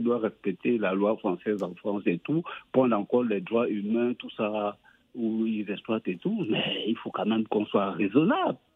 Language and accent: French; Cameroon; moved away; le Cameroun, mon pays d'origine